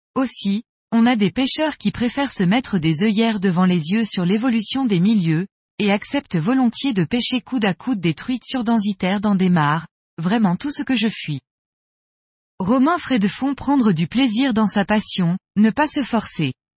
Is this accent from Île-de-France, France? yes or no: no; Lyon, Auvergne-Rhône-Alpes, France; now in Chambéry, France; J'ai grandi à Lyon